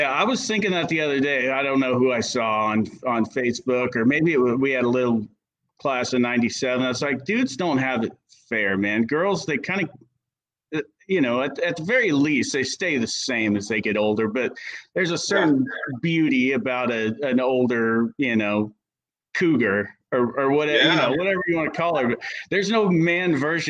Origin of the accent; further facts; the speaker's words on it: Belfair, Washington, United States; I'm able to give my kids opportunities that, you know, that we didn't have growing up in Belfair.